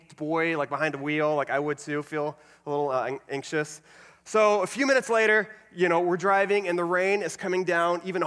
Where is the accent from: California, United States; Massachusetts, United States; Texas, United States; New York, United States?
Texas, United States; Alvin; moved away as an adult; now in Florida, United States; I grew up in a small town called Alvin, which is a little south of Houston